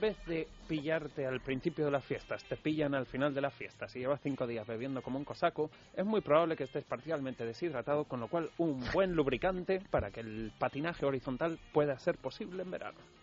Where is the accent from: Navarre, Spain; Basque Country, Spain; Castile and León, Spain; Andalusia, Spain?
Basque Country, Spain; yo vengo del País Vasco